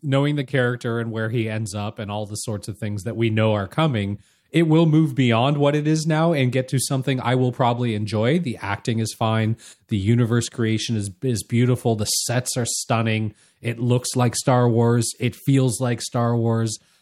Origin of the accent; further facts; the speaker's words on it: Anaheim, California, United States; as kids growing up near Disneylanders